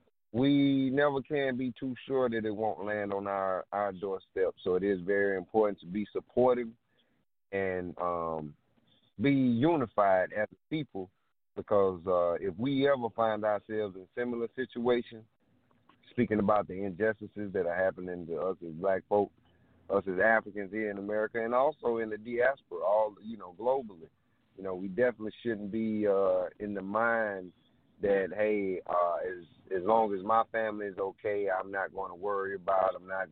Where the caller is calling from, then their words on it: South Carolina, United States; I'm calling from South Carolina.